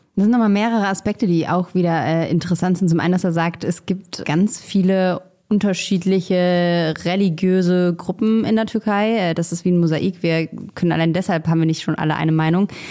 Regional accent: Germany; als Deutsche

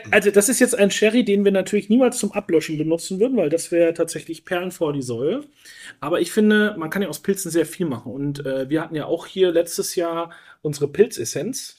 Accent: Rhön, Franconia, Bavaria, Germany; also ich komme ja aus einer sehr ländlichen Region. Wir waren früher wirklich viel im Wald unterwegs mit meinen Eltern, mit meinen Großeltern.

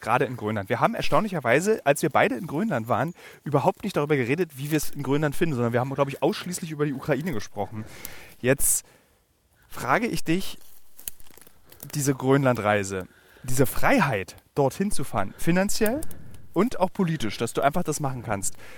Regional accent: Berlin, Germany; Berlin-Marzahn, einem Stadtbezirk meiner Heimatstadt

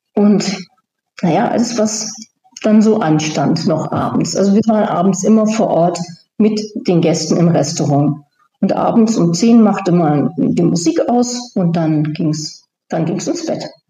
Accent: Germany; moved away; als Deutsche

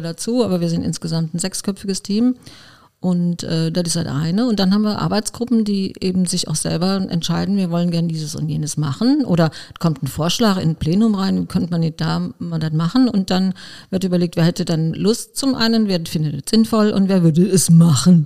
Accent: Koblenz, Rhineland-Palatinate, Germany; Ich bin in Arnberg äh, geboren und aufgewachsen.

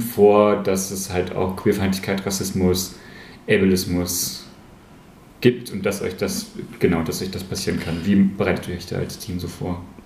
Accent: Aschersleben, Saxony-Anhalt, Germany; in Aschersleben, wo ich groß geworden bin

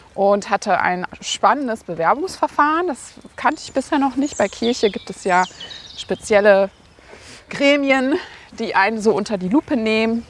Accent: Münster, North Rhine-Westphalia, Germany; bin in Münster geboren, habe dann nach dem Abitur diverse Stationen in Deutschland gehabt und bin dann vor vier Jahren wieder nach Münster gezogen und ja, bin jetzt quasi wieder in meiner Heimat angekommen

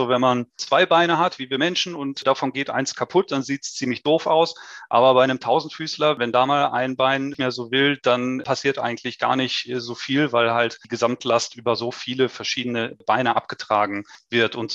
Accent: North Rhine-Westphalia, Germany; born there; now in Stuttgart, Germany; Also ich bin 38 Jahre, gebürtiger Westfale, aber jetzt schon seit sehr vielen Jahren im Süden von Deutschland, in Stuttgart beheimatet.

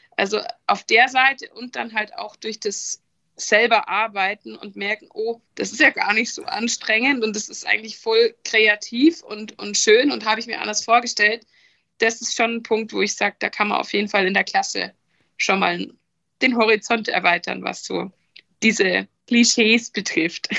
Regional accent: Rosenheim, Bavaria, Germany; weil ich aus ähm, Südbayern komme, also südlich von München. Deswegen startete da auch die Reise genauer in Rosenheim, meinem Geburtsort, meiner Geburtsstadt

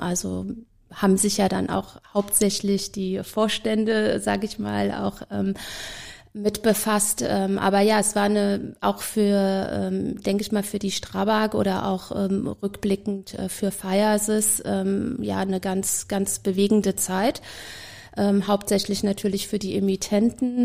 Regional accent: Germany; now in Vienna, Austria; als Deutsche

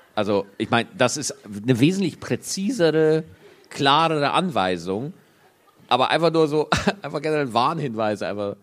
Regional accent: Bavaria, Germany; accent: Bavarian; Ich habe selber einen bayerischen Dialekt

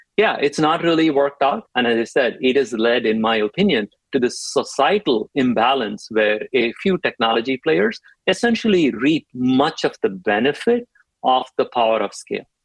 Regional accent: India; moved away as an adult; also born or lived in Chennai, India; now in United States; I grew up in India

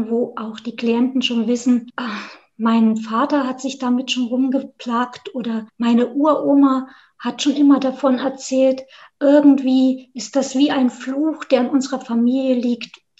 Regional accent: Thuringia, Germany; ursprünglich komme ich aus Südthüringen, mhm. so ganz nah an der bayerischen Grenze. Und das ist das Dolmerland zwischen Thüringerwald und der Rhön. Das ist meine eine Heimat

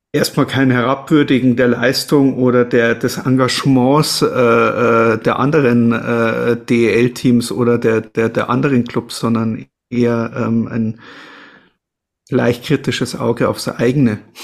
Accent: Munich, Bavaria, Germany; als Münchner

